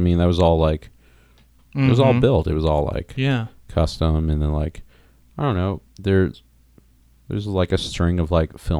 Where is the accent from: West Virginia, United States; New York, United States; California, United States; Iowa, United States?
New York, United States; Long Island; also born or lived in New Jersey; No, I was born in New York City, Mount Sinai Hospital.